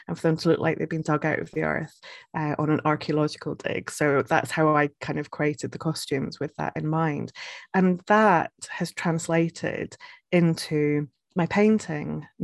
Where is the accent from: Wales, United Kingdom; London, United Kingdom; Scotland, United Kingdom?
Scotland, United Kingdom; also born or lived in Edinburgh; now in Northumberland, United Kingdom; I am originally from Scotland